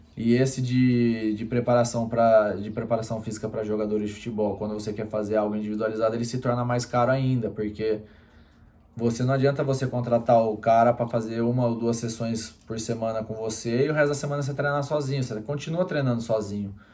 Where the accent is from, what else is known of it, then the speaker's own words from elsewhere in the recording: Campinas, São Paulo, Brazil; Eu sou de Campinas